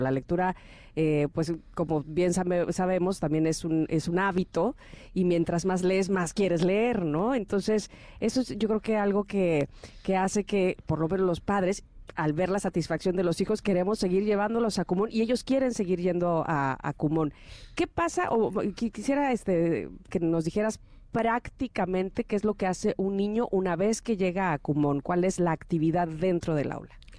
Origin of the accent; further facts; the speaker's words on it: Mexico; a los mexicanos nos costaba trabajo